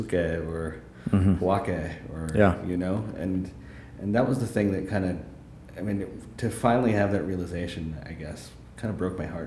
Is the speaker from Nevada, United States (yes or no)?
no; Santa Fe, New Mexico, United States; I grew up in Santa Fe